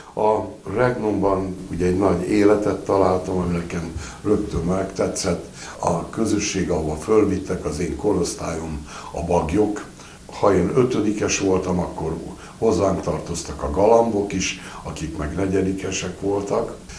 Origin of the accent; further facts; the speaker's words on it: Budapest, Hungary; Nyolc éves voltam, kőbányai gyerek vagyok, és ott, ahol laktunk